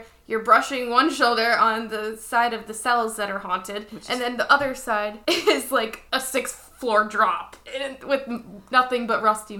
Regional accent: United States

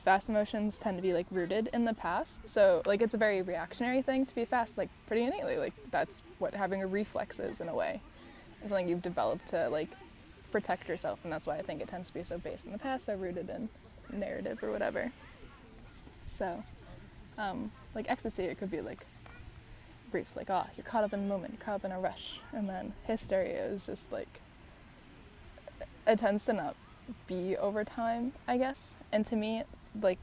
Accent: Chicago, Illinois, United States; also born or lived in San Diego, California / London; now in New York, United States; being born in San Diego, growing up in Chicago, having lived in New York for years now

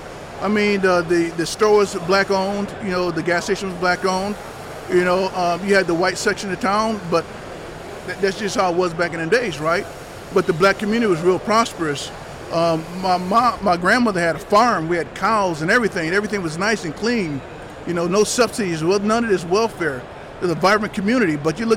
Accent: Anniston, Alabama, United States; born there; I was born in Fort McClellan, Alabama, in Anniston, Alabama.

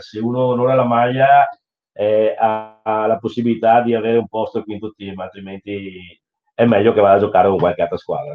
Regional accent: Treviso, Veneto, Italy; dalle nostre parti a Treviso

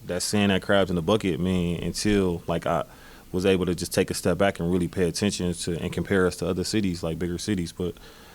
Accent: Milwaukee, Wisconsin, United States; Milwaukee, Wisconsin. Most of my life, I actually grew up not too far from here. We're on the east side. Port Washington, and then we moved over towards 21st and Keith.

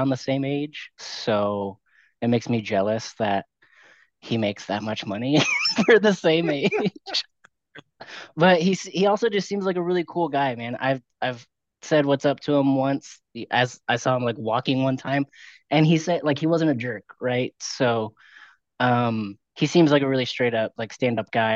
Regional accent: Houston, Texas, United States; I was born and raised in the Houston area

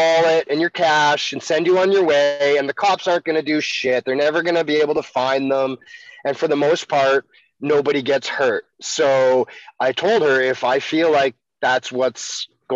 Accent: Canada; as a Canadian

